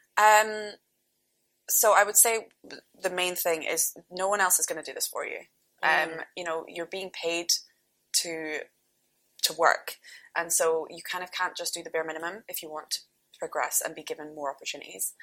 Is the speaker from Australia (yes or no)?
no; North Berwick, Scotland, United Kingdom; born or raised there